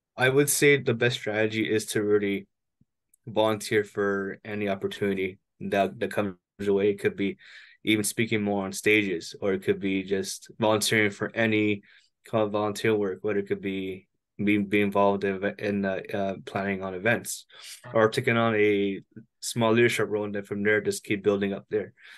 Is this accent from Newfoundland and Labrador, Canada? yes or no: no; Toronto, Ontario, Canada; I'm hailing from Toronto, Canada, up at the north border